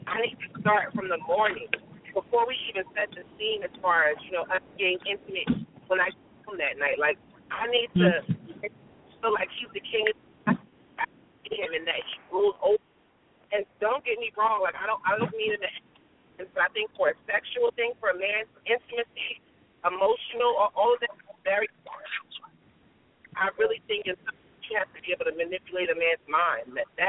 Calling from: Delaware, United States; from Delaware.

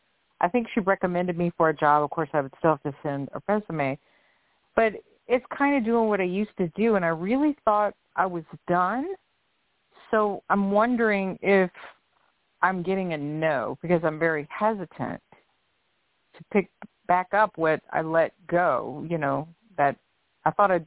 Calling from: Louisiana, United States; from Louisiana.

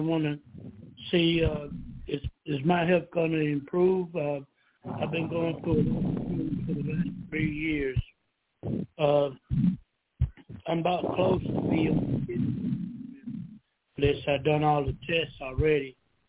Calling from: Georgia, United States; from Georgia.

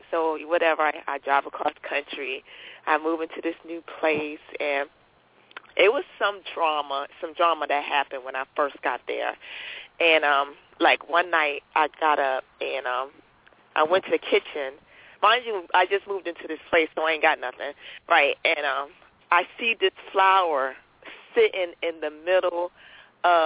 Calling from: Henderson, North Carolina, United States; also born or lived in Texas; calling in from Henderson, North Carolina, United States of America

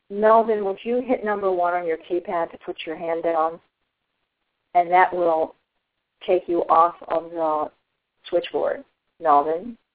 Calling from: Ottawa, Ontario, Canada; I'm calling from Ottawa.

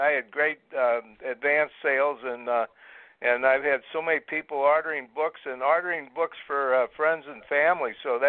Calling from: Brevard County, Florida, United States; I'm calling from Florida. I live in Brevard County. I'm in Bill Posey's district.

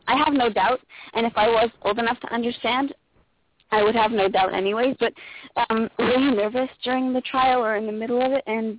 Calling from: Canada; I'm calling from Canada, actually.

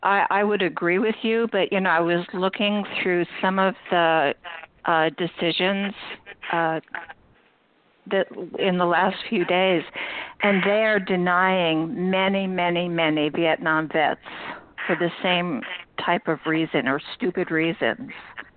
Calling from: Vermont, United States; but anyway, I'm calling from Vermont.

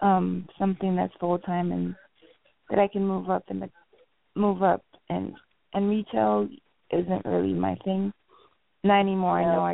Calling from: Florida, United States

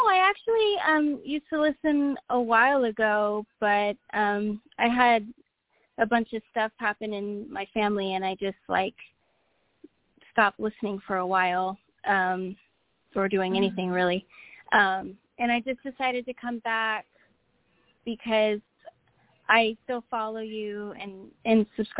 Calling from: California, United States; I'm calling from California.

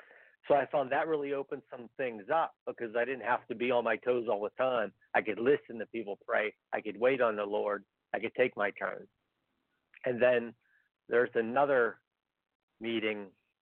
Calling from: Pennsylvania, United States

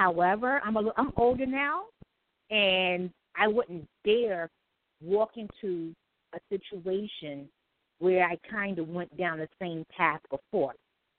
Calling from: New York City, New York, United States; I'm calling from New York City.

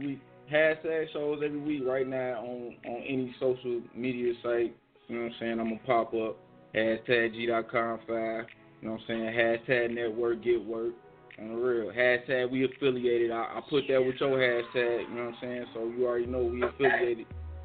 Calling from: University Park, Illinois, United States; I'm coming from University Park, Illinois, Uptown, Illinois.

